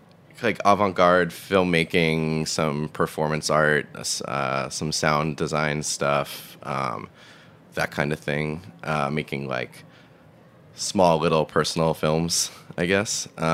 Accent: Massachusetts, United States; I grew up in Massachusetts, like 30 minutes south of Boston, in the suburbs.

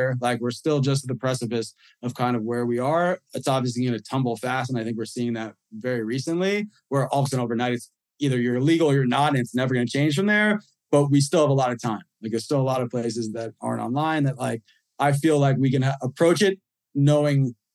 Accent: New York, United States; moved away; also born or lived in Florida; we're in my home state of New York

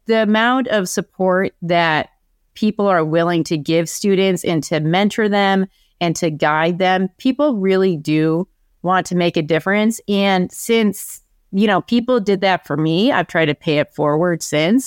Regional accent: Buffalo, New York, United States; moved away as an adult; also born or lived in Syracuse, United States; now in Boston, United States; I'm from Buffalo originally.

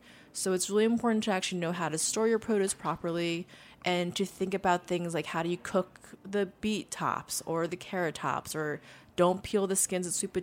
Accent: Long Island, New York, United States; You know, it's funny. I've actually never been to a farm on Long Island.

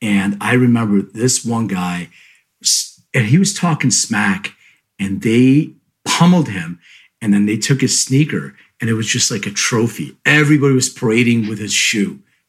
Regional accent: Philadelphia, Pennsylvania, United States; my hometown, Philadelphia, PA

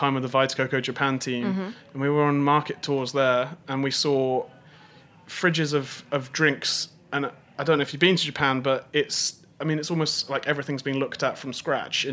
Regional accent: Worcester, West Midlands, United Kingdom; I'm from Worcester

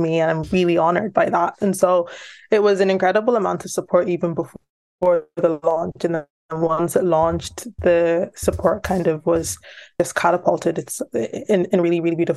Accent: Louth, Leinster, Ireland; I started it with a really small grant from my local arts council here, and I'm from Louth

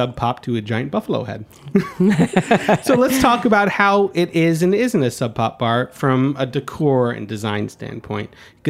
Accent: New York, United States; As a New Yorker

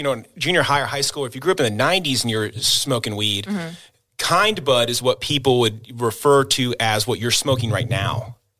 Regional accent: Kansas City, Missouri, United States; also born or lived in Oklahoma; you know, I grew up in the suburbs of Kansas City. And at the time, I was born in Oklahoma.

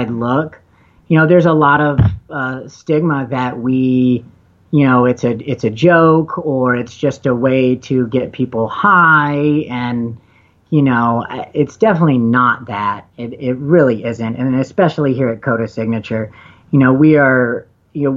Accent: the South, United States; now in Colorado, United States; I'm from the South where I still have friends back home

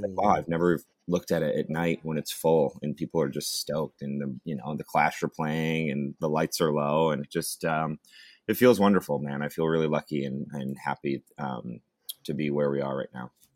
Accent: Watkins Glen, New York, United States; moved away as an adult; also born or lived in Ithaca, New York; now in Santa Barbara, United States; growing up in Watkins, and then um, you know, I went to uh, after I after I graduated high school, I moved to Ithaca

